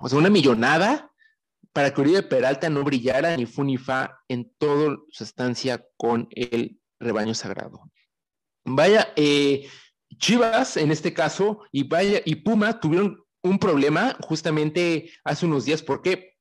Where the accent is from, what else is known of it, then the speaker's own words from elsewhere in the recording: Veracruz, Mexico; Soy de Veracruz